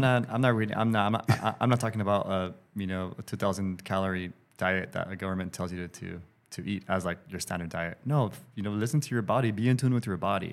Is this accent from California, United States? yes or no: yes; Los Angeles, California, United States; I'm an L A dude